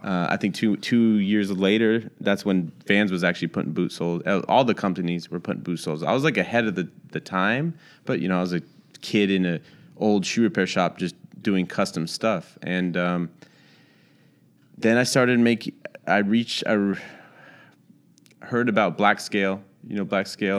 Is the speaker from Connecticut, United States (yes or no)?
no; Santa Rosa, California, United States; moved away as an adult; also born or lived in Orange County, California / Charlotte, North Carolina; now in Los Angeles, United States; I was born in Orange County, but I just say that 'cause I was born there, but I was raised up in the Bay Area.